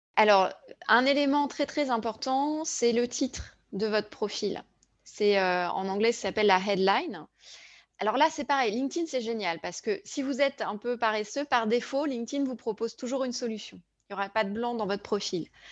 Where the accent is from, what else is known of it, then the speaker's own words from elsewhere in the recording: France; en tant que Français